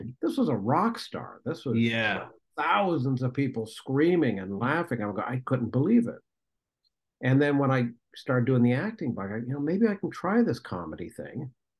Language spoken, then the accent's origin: English; Toledo, Ohio, United States; I grew up near Detroit. I grew up in Toledo, Ohio.